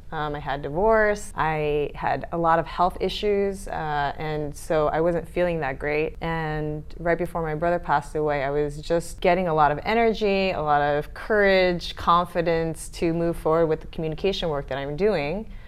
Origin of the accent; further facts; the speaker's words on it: Stamford, Connecticut, United States; also born or lived in Great Neck, New York; now in Barcelona, Spain; I lived in Great Neck, New York, mm-hmm. until I was seven, and then we moved to Stamford, Connecticut